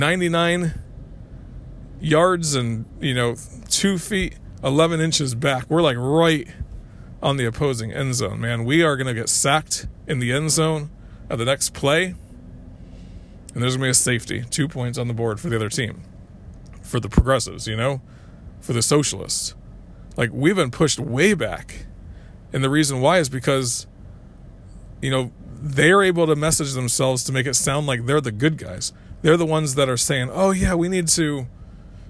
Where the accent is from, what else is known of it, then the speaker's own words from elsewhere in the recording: Connecticut, United States; I was growing up in Connecticut at the time